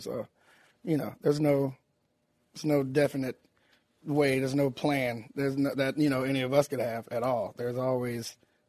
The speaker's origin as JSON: {"language": "English", "town": "Tallahassee", "region": "Florida", "country": "United States", "said": "Tallahassee, Florida."}